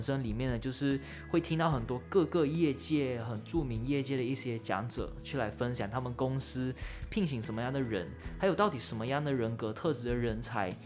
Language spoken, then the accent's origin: Chinese; Malaysia; moved away as an adult; now in Kaohsiung, Taiwan; 我是来自国立中山大学中国文学系，现在是大一的学生，然后来自马来西亚，是侨生